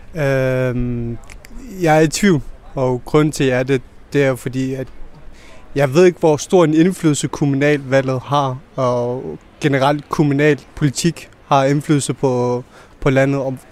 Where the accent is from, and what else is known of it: Denmark; born or raised there